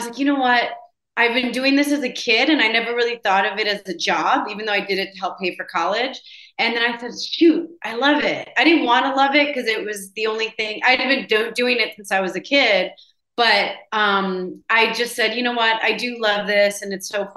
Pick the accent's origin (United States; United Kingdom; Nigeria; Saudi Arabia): United States; Chicago, Illinois; first language Spanish; English is a second language; I'm from Chicago, and Spanish is my first language